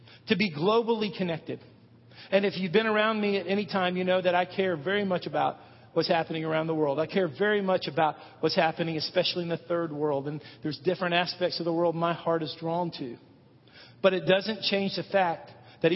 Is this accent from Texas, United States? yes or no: yes; Irving, Texas, United States; moved away as an adult; also born or lived in Olathe, Kansas / Madison, Tennessee / Frisco, Texas; now in Hendersonville, United States; I grew up in Irving, Texas. Lived there 20 years of my life